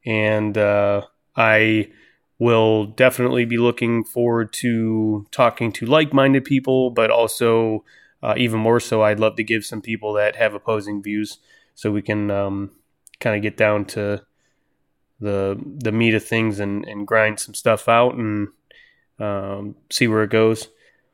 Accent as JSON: {"language": "English", "town": "Cleveland", "region": "Ohio", "country": "United States", "tie": "born or raised there", "said": "My professional background, I grew up in Cleveland, Ohio."}